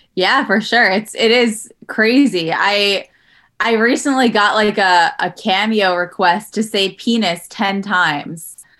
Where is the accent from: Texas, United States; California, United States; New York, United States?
New York, United States; New York City; moved away as an adult; also born or lived in Los Angeles; now in Jersey City, United States; I'm from Queens